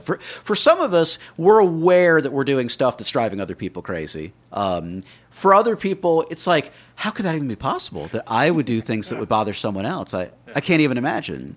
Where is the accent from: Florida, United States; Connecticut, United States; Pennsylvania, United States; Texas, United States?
Florida, United States; Miami; I grew up in Miami